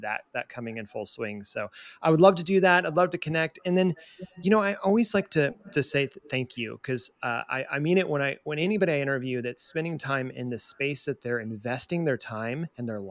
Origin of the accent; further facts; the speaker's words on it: Southeast, United States; now in Kansas City, United States; I was born in the Southeast